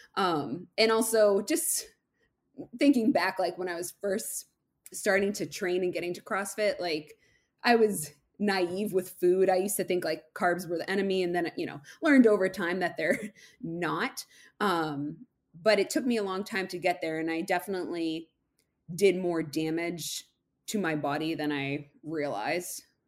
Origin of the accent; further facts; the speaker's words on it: Massachusetts, United States; I'm from Massachusetts